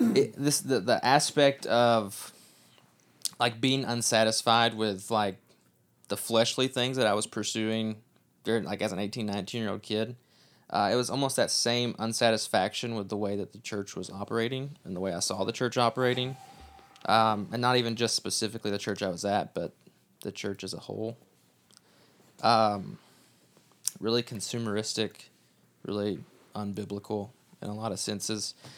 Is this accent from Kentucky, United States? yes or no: yes; Kentucky, United States; moved away; we are from Kentucky, not from Texas.